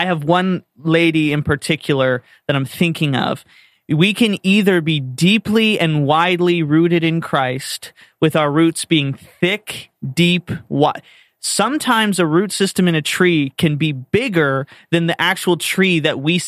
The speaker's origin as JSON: {"language": "English", "region": "Florida", "country": "United States", "tie": "born or raised there", "said": "growing up in Florida, we learned all about palm trees"}